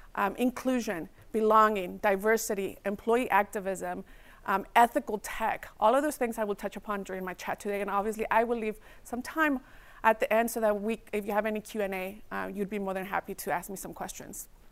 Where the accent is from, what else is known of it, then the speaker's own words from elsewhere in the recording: Redwood City, California, United States; also born or lived in Mexico; my culture and my birthplace is in Mexico, but my hometown is Redwood City